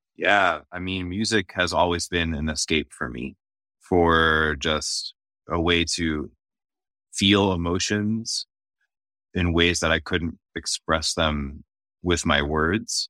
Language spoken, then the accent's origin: English; just south of Boston, Massachusetts, United States; born or raised there; first language Arabic; now in Washington, D.C., United States